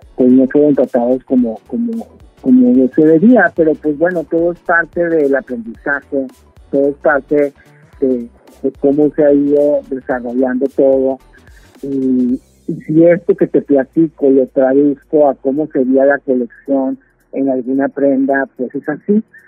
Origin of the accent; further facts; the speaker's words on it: Torreón, Coahuila, Mexico; moved away as an adult; also born or lived in Ciudad Juárez, Mexico; now in New York, United States; Hace 30 años que salí de Torreón